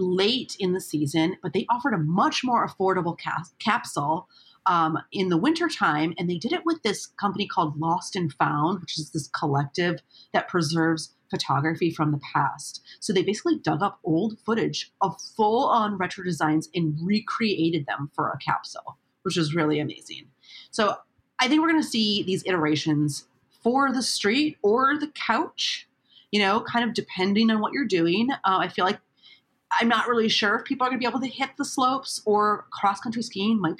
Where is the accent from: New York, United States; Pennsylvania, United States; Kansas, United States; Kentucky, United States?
New York, United States; now in Los Angeles, United States; As a New Yorker moved